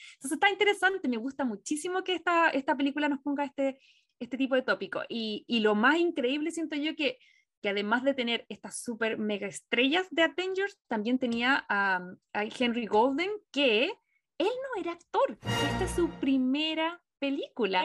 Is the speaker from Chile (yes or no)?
yes; Chile; now in United States; como chilena quiero que me identifiquen eh, por el lugar donde nací y por la nacionalidad que tengo